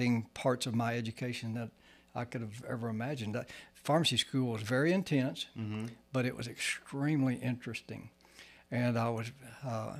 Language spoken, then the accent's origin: English; San Angelo, Texas, United States; also born or lived in Austin, Texas; I grew up here in San Angelo. My family moved here in 1950, just right after I was born